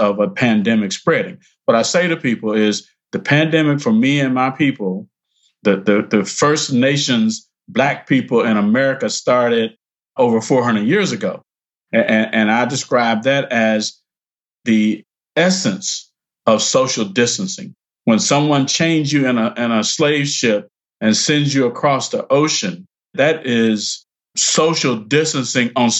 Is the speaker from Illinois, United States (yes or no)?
no; Perry County, Alabama, United States; moved away; also born or lived in Selma, Alabama; So I was born in Selma, Alabama, grew up nearby in a rural place that, you know, I'm just going to say it's called the Black Belt in Alabama.